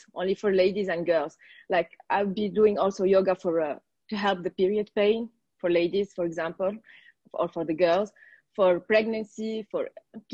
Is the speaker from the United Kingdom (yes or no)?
no; Tunisia; from Tunisia and I'm a registered yoga teacher